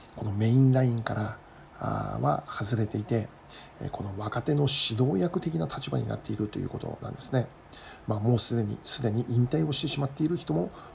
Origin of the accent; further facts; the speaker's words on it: Kitami, Hokkaido, Japan; moved away as an adult; also born or lived in Tokyo; 私はもともと北海道の北見市 出身でですね